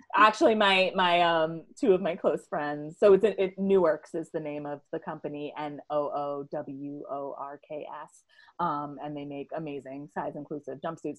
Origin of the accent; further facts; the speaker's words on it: New York City, New York, United States; I grew up in and around New York City.